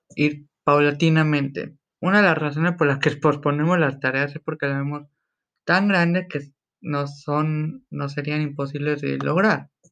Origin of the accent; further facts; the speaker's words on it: Mexico; soy mexicano yo